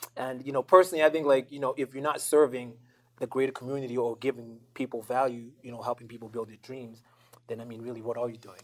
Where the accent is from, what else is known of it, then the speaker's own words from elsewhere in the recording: Zimbabwe; moved away; also born or lived in Botswana / United States / Canada; I moved around a lot growing up. You know, I, I, I moved around. I was born and raised in Zimbabwe